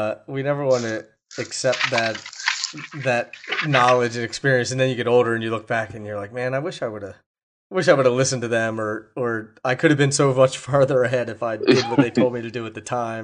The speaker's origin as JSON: {"language": "English", "region": "East Coast", "country": "United States", "said": "I mean, I'm from the East Coast, so I've been all up there."}